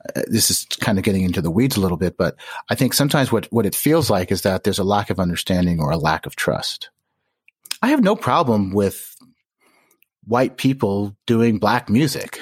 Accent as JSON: {"language": "English", "town": "Chicago", "region": "Illinois", "country": "United States", "tie": "born or raised there", "also_born_or_lived": "Skokie, Illinois / Park Forest, Illinois", "said": "I was born in Skokie and I grew up, uh, for a few years in, in Park Forest and Hyde Park"}